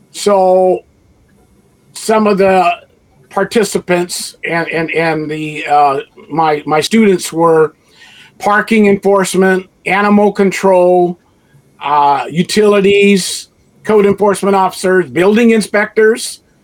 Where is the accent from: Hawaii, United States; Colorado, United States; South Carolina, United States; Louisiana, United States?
Hawaii, United States; Honolulu; moved away; also born or lived in Merced / Los Angeles / Stockton; So I was born and raised in Honolulu, Hawaii, 1952, a couple years ago.